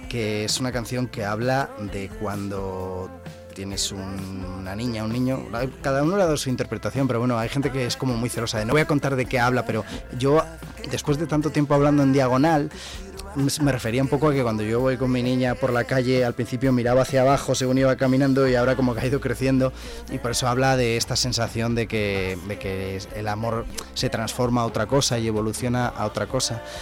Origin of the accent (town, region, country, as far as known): Zamora, Castile and León, Spain